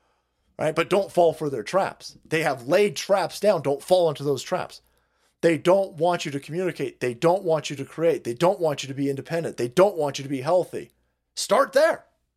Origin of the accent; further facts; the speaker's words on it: Tempe, Arizona, United States; second largest river in the home state of Arizona, is the Salt River, which flows through my hometown of Tempe, home of the Sun Devils.